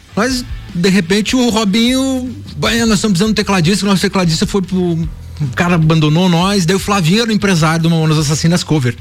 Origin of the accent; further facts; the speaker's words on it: Brazil; a gente morava ali na Popular, a gente nasceu na Popular